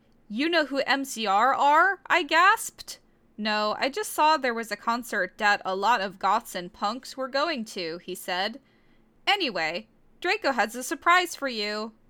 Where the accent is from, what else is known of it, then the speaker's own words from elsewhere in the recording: Virginia, United States; Like, I still do, because I grew up in Virginia for most of my life.